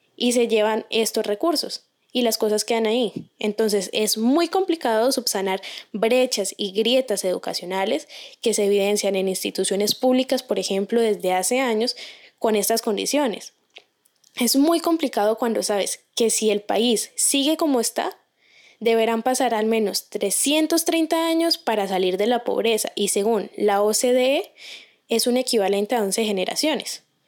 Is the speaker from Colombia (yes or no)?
yes; Colombia; como colombianos tenemos cierta predisposición